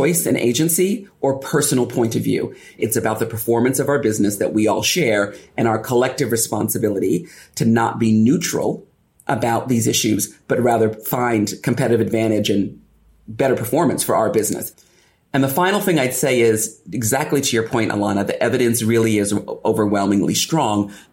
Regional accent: United States; moved away as an adult; now in United Kingdom; as an Afro-Caribbean, American, British woman

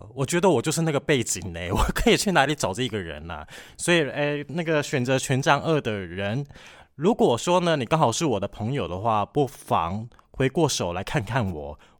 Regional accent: Kaohsiung, Taiwan; moved away; 我老家在高雄。

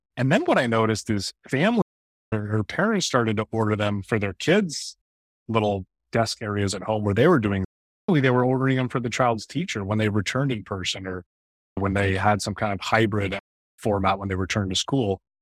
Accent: Bay Area, Northern California, United States; I was born and raised in the Bay Area, Northern California

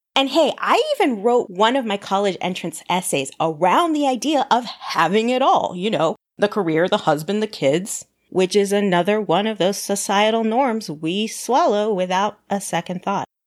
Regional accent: Southern California, United States; I grew up in Southern California with my parents and two brothers

